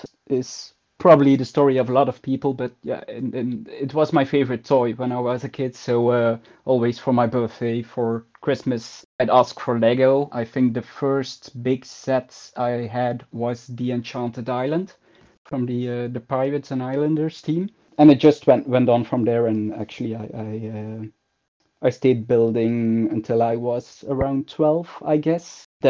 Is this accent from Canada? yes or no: no; Ghent, Flanders, Belgium; I started actually with the idea of building part of my hometown, so part of Ghent.